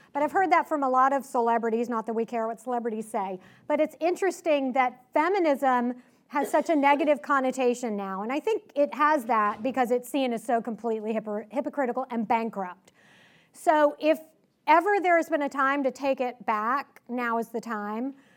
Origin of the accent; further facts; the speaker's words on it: Richmond, Virginia, United States; I grew up in Richmond